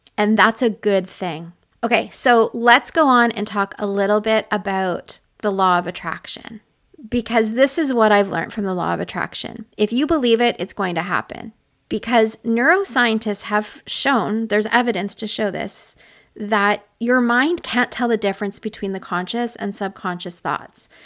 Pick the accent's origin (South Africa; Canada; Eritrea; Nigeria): Canada; I'm Canadian